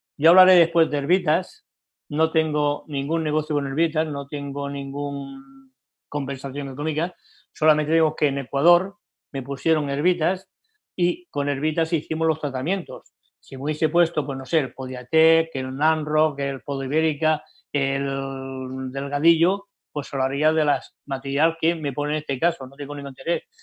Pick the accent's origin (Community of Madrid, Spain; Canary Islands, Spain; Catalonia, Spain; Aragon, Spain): Catalonia, Spain; Barcelona; en España, en mi país, Barcelona